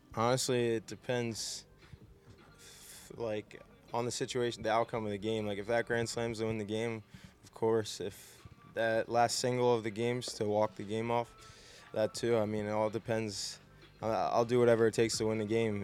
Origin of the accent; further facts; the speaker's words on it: New Jersey, United States; I was from South Jersey. I grew up a Philly sports fan.